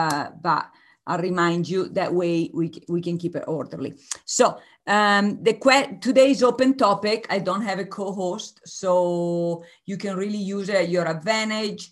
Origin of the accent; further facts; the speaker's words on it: Italy; moved away; I am originally from Italy